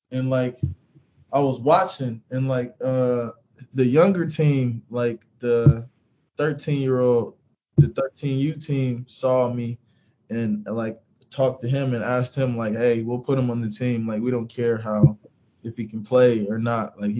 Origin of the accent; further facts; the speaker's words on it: California, United States; born there; also born or lived in Kansas; So I was born in California